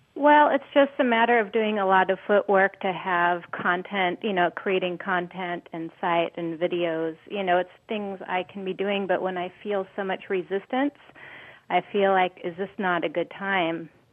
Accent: Santa Monica, California, United States; now in Hawaii, United States; I was born in Santa Monica, California at 5:25 a.m.

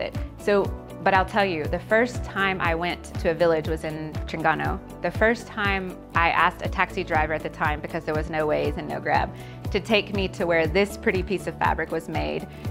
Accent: Texas, United States; moved away as an adult; now in Malaysia; Originally, I'm from Texas in the United States, and I've been living in Malaysia

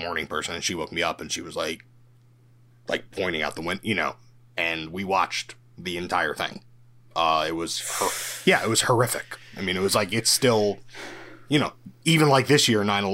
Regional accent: New York City, New York, United States; also born or lived in London, United Kingdom; I'm from New York.

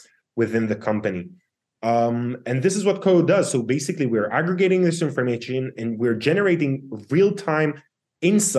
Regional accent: Israel; born and raised in Israel

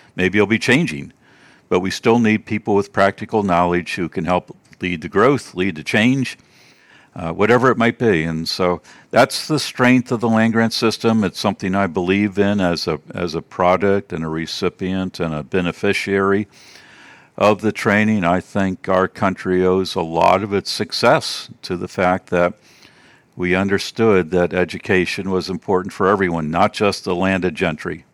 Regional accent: Baltimore, Maryland, United States; moved away as an adult; also born or lived in Georgia; I'm from Maryland, the Baltimore, D C area originally

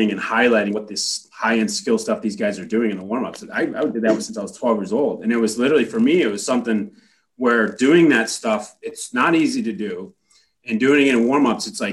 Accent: United States; being an American guy and playing in Canada

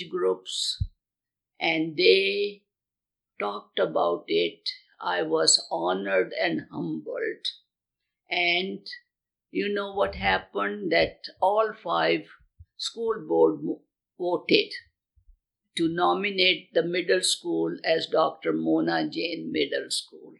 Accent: India; moved away; my home country of India

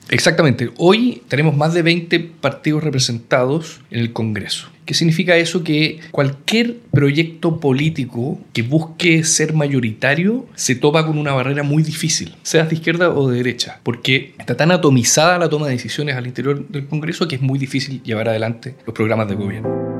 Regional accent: Chile; Yo soy chileno, tengo género masculino

